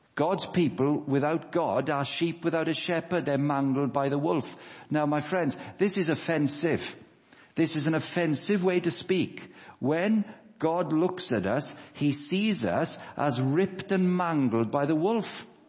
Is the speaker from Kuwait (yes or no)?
no; Wales, United Kingdom; moved away; I'm 38 years of age, Wendy. Um, I grew up in Wales